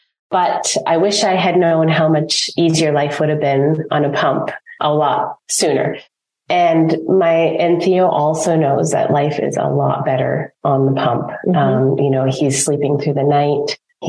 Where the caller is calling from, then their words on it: Ontario, Canada; I'm calling in from Ontario, Canada.